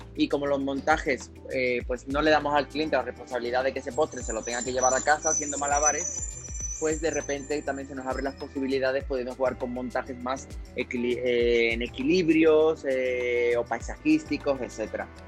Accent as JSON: {"language": "Spanish", "town": "Seville", "region": "Andalusia", "country": "Spain", "moved": "as an adult", "lives_now": "Mexico", "said": "yo soy un sevillano eh, que vive en México hace ya nueve años"}